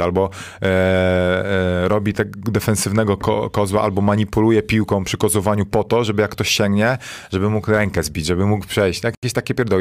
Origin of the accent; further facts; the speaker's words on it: Toruń, Kuyavian-Pomeranian Voivodeship, Poland; moved away; zanim wyjechałem z Torunia